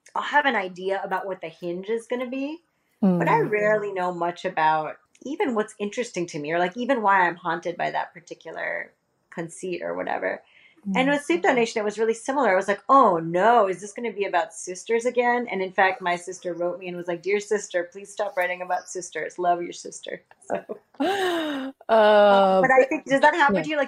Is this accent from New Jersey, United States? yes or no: no; Miami, Florida, United States; moved away; I come from Miami